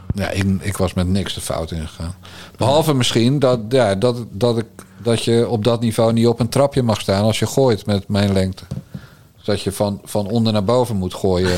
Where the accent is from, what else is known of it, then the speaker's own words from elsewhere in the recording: Bergambacht, South Holland, Netherlands; Ik ben een timmermanszoon uit Bergambacht.